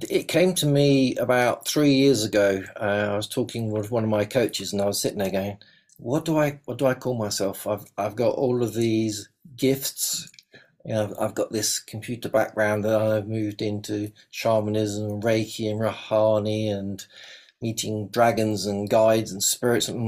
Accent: England, United Kingdom; And I was like, well, I'm English, so that's fairly obvious.

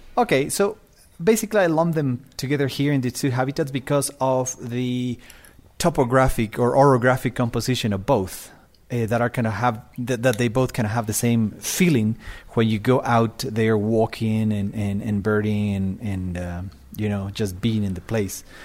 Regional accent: Quito, Pichincha, Ecuador; I am from Quito, Ecuador. I live at three thousand meters, is my house

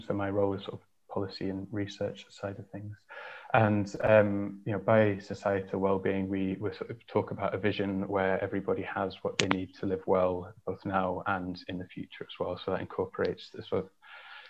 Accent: Yorkshire and the Humber, United Kingdom; I grew up in North Yorkshire, in a small village of about 100 people.

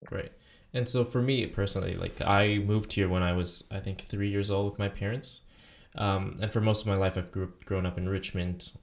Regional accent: Taiwan; moved away; I'm from Taiwan

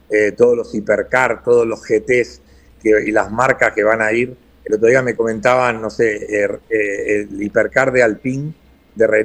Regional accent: Argentina; yo en el fondo soy tan argentino como el día que estaba ahí

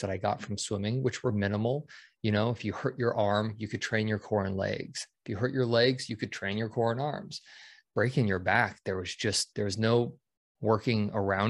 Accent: Denver, Colorado, United States; moved away as an adult; I grew up in Denver

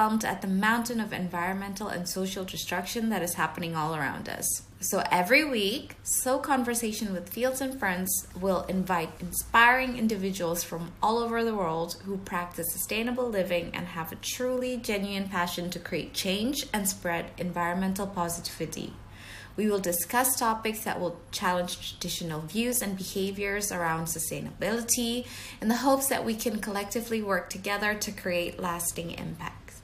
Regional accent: Jakarta, Indonesia; moved away as an adult; now in London, United Kingdom; we both just moved to London. I was from Jakarta, Indonesia

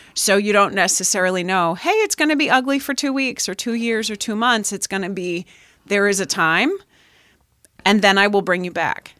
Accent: Pennsylvania, United States; moved away; I grew up in Pennsylvania, so I still get harassed for how I say certain things

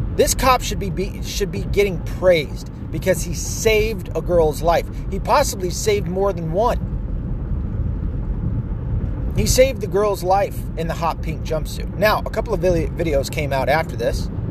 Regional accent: the South, United States; I grew up in the South

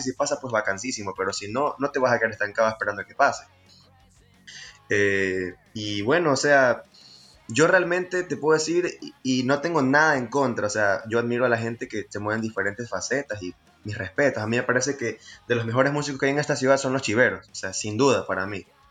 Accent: Guayaquil, Guayas, Ecuador; somos los jovencitos de Guayaquil

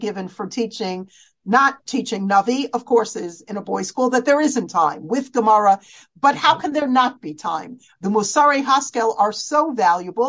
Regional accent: United States; as American girls

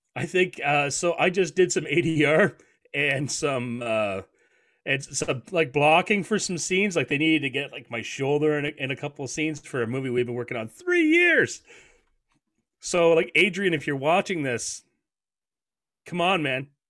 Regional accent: Canada; I'm a Canadian

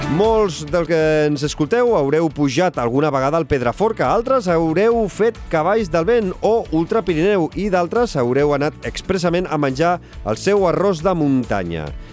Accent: Sabadell, Catalonia, Spain; jo, jo sóc de Sabadell

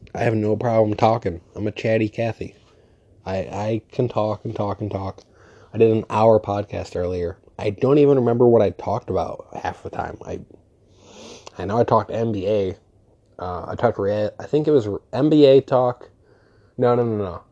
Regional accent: New York, United States; I'm from New York

